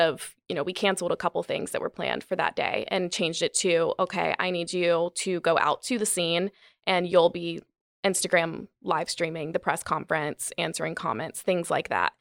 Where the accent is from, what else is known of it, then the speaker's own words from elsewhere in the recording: Gastonia, North Carolina, United States; moved away as an adult; also born or lived in New York; now in Charlotte, United States; I grew up in Gastonia, um, my whole family really is from Gastonia